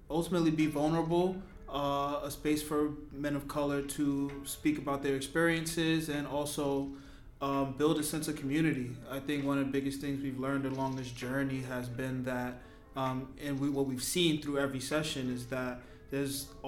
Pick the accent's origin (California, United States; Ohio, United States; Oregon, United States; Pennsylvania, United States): California, United States; Compton; I'm from LA. Compton, oh, stand up.